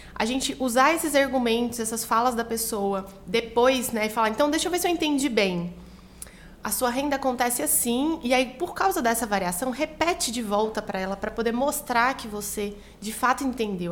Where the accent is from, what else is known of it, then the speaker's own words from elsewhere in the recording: Goiânia, Goiás, Brazil; moved away as an adult; now in São Paulo, Brazil; eu sou de Goiânia